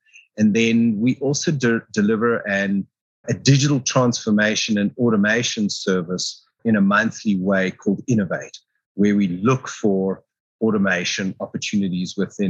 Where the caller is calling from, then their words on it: Johannesburg, Gauteng, South Africa; Calling out of Johannesburg in South Africa.